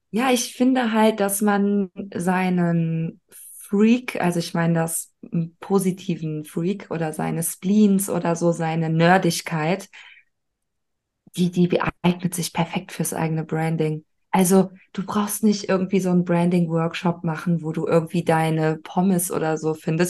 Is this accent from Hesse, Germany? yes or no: no; Cologne, North Rhine-Westphalia, Germany; Ich bin ja auch aus Köln